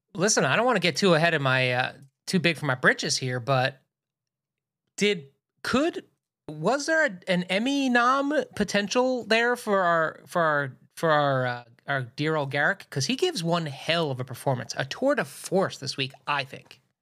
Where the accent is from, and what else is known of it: Philadelphia, Pennsylvania, United States; born or raised there